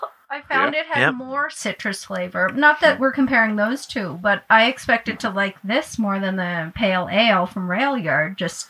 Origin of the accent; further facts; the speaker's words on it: Cape Breton, Nova Scotia, Canada; now in Alberta, Canada; I'm from Cape Breton